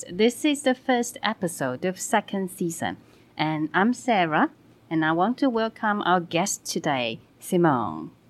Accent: Melbourne, Victoria, Australia; also born or lived in Hong Kong; then I just spent the rest of my time growing up in Melbourne.

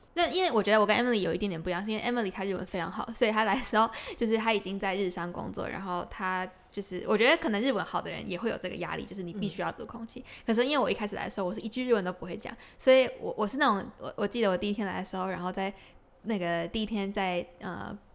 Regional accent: Taiwan; 我们台湾的热情就是会多很多

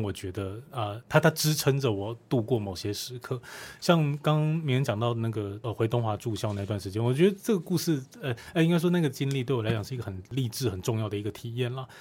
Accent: Kaohsiung, Taiwan; also born or lived in Hualien-Taitung; 一个高雄港边长大的小孩

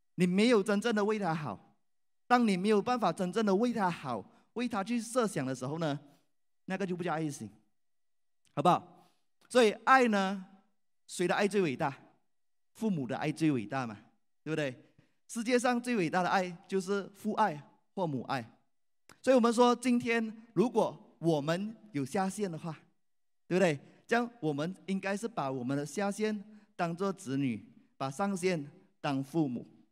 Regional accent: Malaysia; 我来自马来西亚

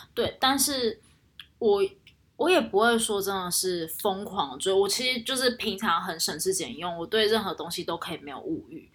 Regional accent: Taichung, Taiwan; 我的老家又在台中，又不嗯像哼台北那么多东西

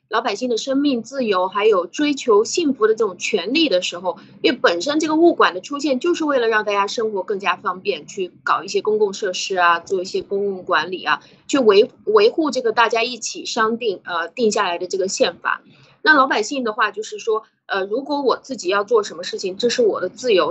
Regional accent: China; moved away; 我们中国人也是没有这个概念

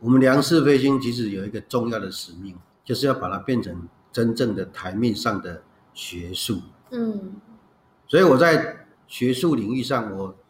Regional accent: China; 可是这是我们中国人传统里面最有价值的一部分之一呢。

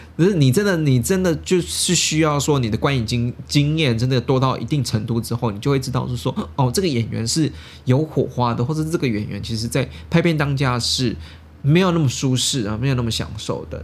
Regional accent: Taiwan; 也是我们台湾人去挖宝家拍的

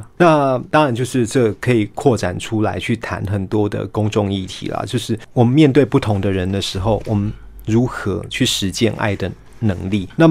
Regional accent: Taiwan; 可是呢，我们台湾人就偏偏要把它套上“博爱”这个词汇的制约，

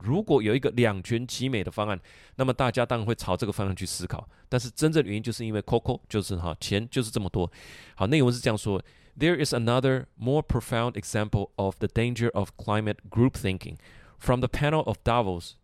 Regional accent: Taiwan; 我们台湾人

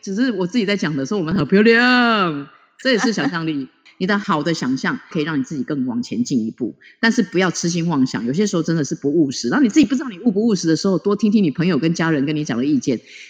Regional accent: Taiwan; 我最骄傲就是我是台湾人。

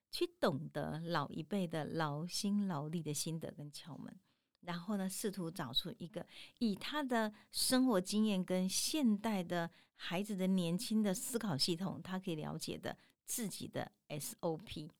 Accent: Tainan, Taiwan; 咱台南人有一个吼，就是那个饼吼

